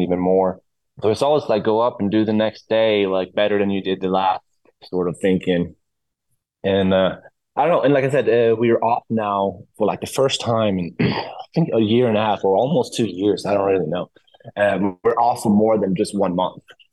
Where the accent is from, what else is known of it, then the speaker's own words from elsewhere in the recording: Sweden; moved away as an adult; now in Los Angeles, United States; I'm from Sweden. My roots are in Sweden.